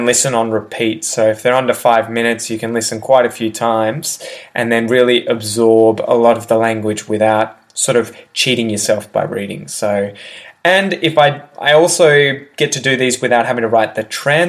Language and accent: English; Melbourne, Victoria, Australia; this actually happened in my hometown.